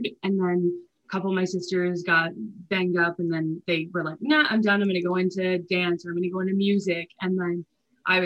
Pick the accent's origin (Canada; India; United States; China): Canada; rural Ontario; I grew up in very rural Ontario with my three sisters